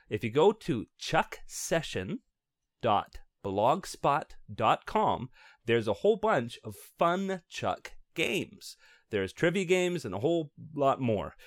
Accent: Canada; we Canadians

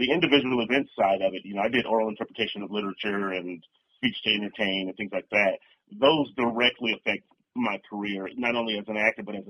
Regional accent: Compton, California, United States; I grew up in Compton, California, home of the drive-by shooting.

